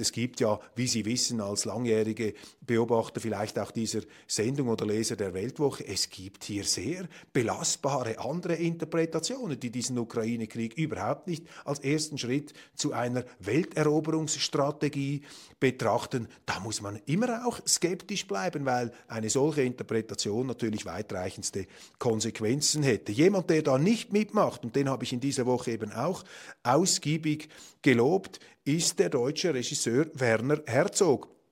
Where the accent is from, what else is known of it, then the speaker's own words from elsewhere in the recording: Switzerland; als Schweizer